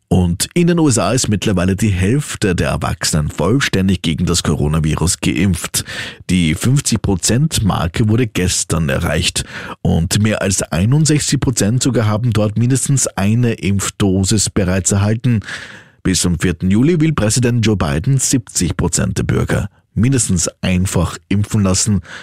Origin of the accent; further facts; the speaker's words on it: Austria; bei uns in Österreich